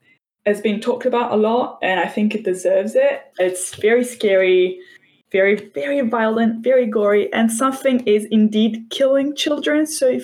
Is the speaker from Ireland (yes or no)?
no; Italy; now in United Kingdom; I come from Italy now. I'm living in the UK